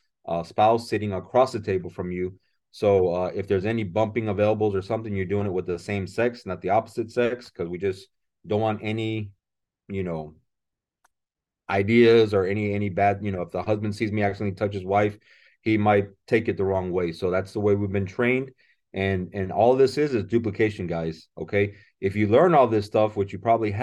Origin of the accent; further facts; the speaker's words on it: San Antonio, Texas, United States; also born or lived in South Korea; now in McAllen, United States; I grew up in San Antonio, and I've been living in McAllen now for the last 12 years.